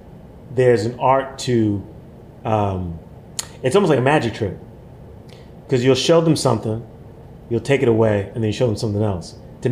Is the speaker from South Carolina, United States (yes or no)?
no; New York City, New York, United States; being a New Yorker, a man of color, black man.